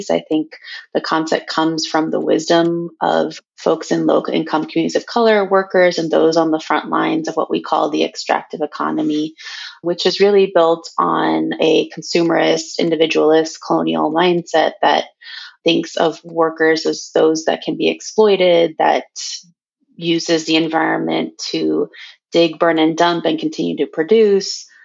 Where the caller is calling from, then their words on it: Portland, Oregon, United States; I am calling in from Cowlitz Territory, Portland, Oregon.